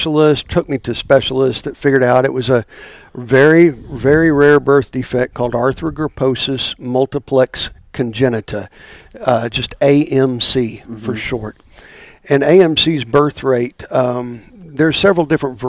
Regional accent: Stillwater, Oklahoma, United States; growing up, we always would tease that, when the students would leave, we would get our town back

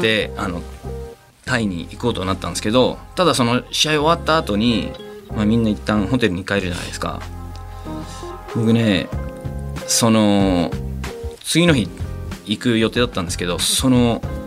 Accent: Peru; now in Japan; 僕はあのペルー出身です

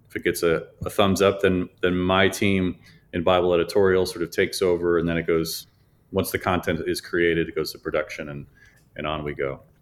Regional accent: Chicago, Illinois, United States; moved away; we're from Chicago

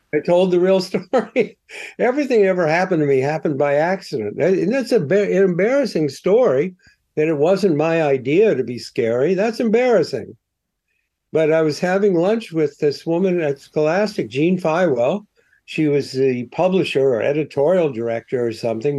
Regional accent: Columbus, Ohio, United States; moved away as an adult; now in New York, United States; I came from Columbus

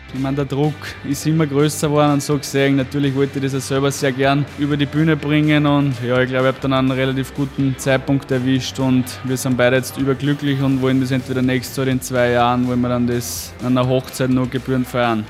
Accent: Upper Austria, Austria; bei uns in Oberösterreich

